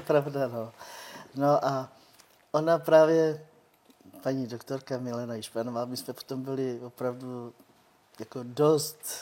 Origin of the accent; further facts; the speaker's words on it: Rokycany, Plzeň Region, Czechia; first language Romani; Czech is a second language; also born or lived in United Kingdom; já jsem se narodila už tady v Čechách